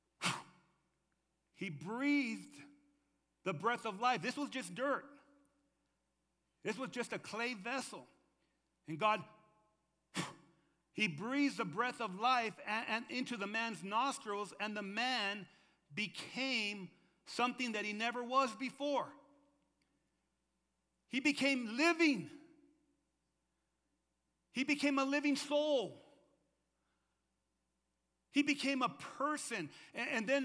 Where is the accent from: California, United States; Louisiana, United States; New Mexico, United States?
New Mexico, United States; Lordsburg; moved away as an adult; also born or lived in Arizona; I was born in Lordsburg, New Mexico.